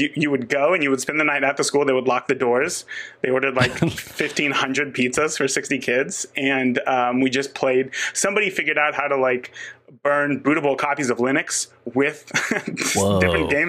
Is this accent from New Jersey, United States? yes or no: no; Northern California, United States; now in Indiana, United States; I grew up in Northern California